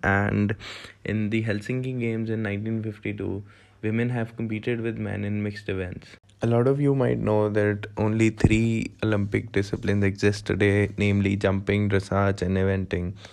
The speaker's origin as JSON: {"language": "English", "country": "India", "said": "I'm from India"}